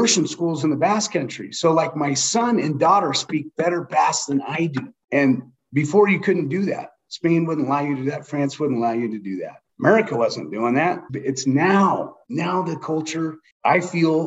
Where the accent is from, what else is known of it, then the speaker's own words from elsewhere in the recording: Gardnerville, Nevada, United States; also born or lived in Carson City, Nevada; I'm from Gardnerville, Nevada, born in Carson City Hospital